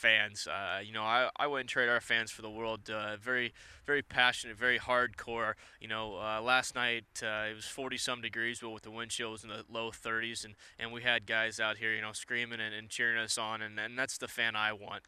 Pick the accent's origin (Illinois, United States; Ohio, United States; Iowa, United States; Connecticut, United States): Ohio, United States; moved away; Growing up in Ohio